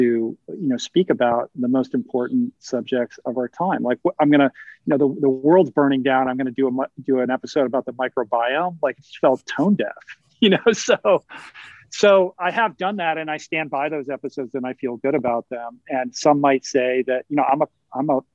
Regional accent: Washington, District of Columbia, United States; I grew up in Washington, D.C. I grew up surrounded by politics and politicians

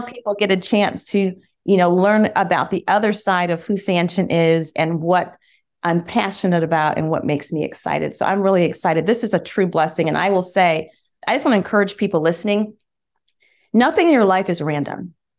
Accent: Michigan, United States; We, we grew up in Michigan, and summers were spent on my grandfather's farm

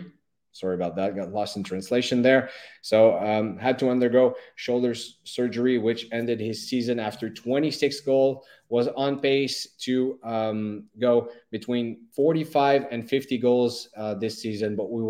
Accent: Montreal, Quebec, Canada; born and raised in Montreal, still living here

